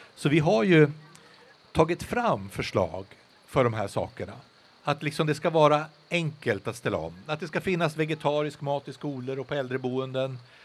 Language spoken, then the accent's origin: Swedish; Västerbotten County, Sweden; uppe hemma i Västerbotten